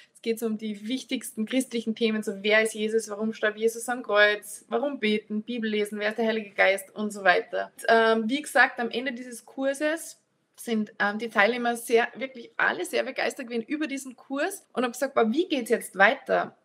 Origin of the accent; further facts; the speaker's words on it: Annaberg im Lammertal, Salzburg, Austria; now in Altenmarkt, Austria; Also ich komme ursprünglich aus den Bergen Salzburgs, aus Annaberg im Lammertal, bin jetzt verheiratet in Altenmarkt